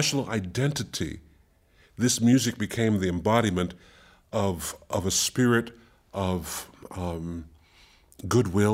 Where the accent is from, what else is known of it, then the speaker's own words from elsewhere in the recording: Cambridge, Massachusetts, United States; when I was growing up in Cambridge, Massachusetts